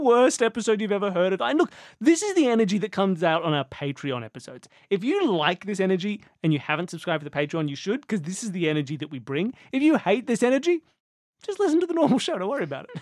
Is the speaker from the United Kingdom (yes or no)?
no; Australia; We're Australian